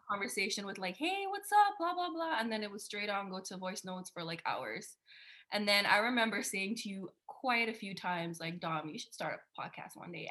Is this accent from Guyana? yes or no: yes; Guyana; moved away as an adult; also born or lived in Canada; now in Switzerland; I'm Guyanese. I was born in Guyana. I lived there for 20 years, and then we moved